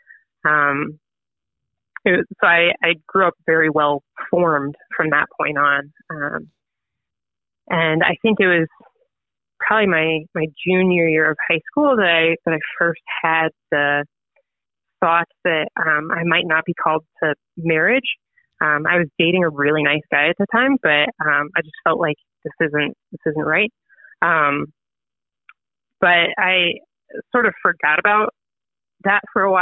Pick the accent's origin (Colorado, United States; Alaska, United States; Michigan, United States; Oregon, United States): Colorado, United States; Monument; I was born and raised in Colorado, and that's where I live now. That's where I ended up again. I grew up in a town called Monument, Colorado